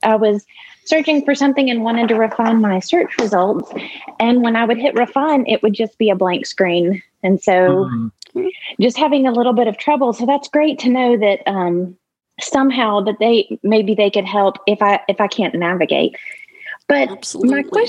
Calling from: Memphis, Tennessee, United States; from Memphis, Tennessee.

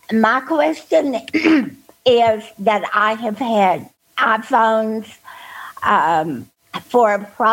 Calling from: Texas, United States; from Texas. And I hope y'all are warmer than we are.

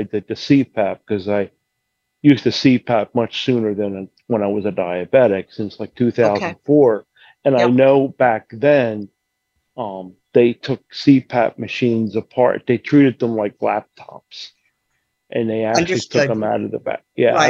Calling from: Bensalem, Pennsylvania, United States; Actually, I'm calling from Bensalem near Philly

